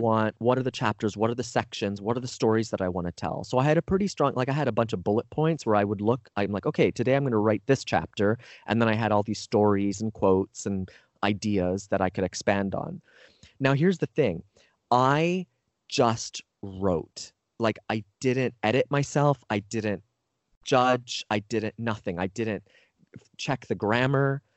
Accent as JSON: {"language": "English", "country": "Canada", "tie": "born or raised there", "moved": "as an adult", "lives_now": "United States", "said": "I grew up, you know, I'm Canadian originally"}